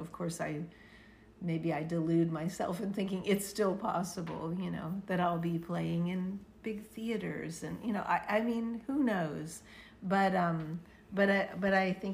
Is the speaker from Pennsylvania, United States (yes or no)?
yes; Pittsburgh, Pennsylvania, United States; born or raised there; moved away